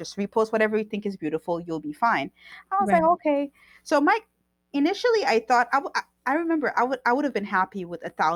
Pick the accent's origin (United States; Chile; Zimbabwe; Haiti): Haiti; moved away; I grew up in Haiti, so I understand Haiti